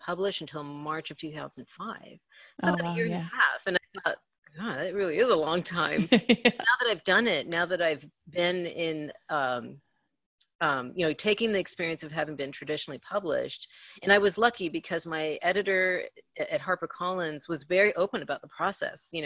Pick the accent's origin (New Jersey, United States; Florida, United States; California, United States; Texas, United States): California, United States; National City; That's my hometown.